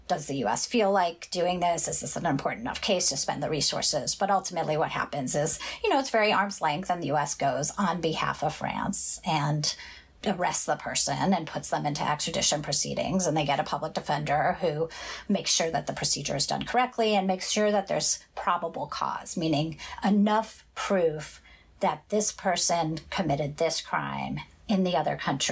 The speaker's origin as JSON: {"language": "English", "region": "Midwest", "country": "United States", "moved": "as an adult", "lives_now": "Sacramento, United States", "said": "I'm from the Midwest."}